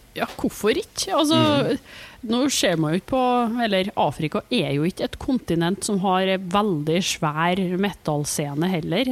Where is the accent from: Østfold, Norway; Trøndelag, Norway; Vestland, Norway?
Trøndelag, Norway; Trondheim; accent: broad Trøndelag; moved away; Og jeg er fra Trondheim og har flytta fra Trondheim.